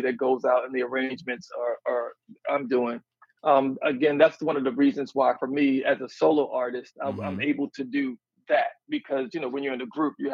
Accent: Baltimore, Maryland, United States; I'm from Baltimore, Maryland.

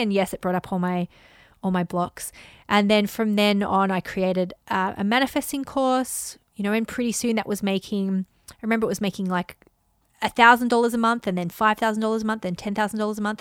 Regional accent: Australia; I grew up in Australia

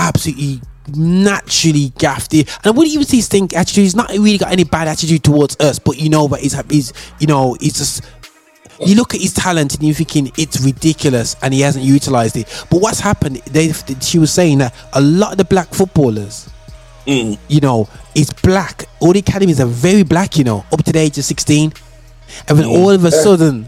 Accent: Birmingham, West Midlands, United Kingdom; I grew up in Great Barr, but all I was in Handsworth every week playing football

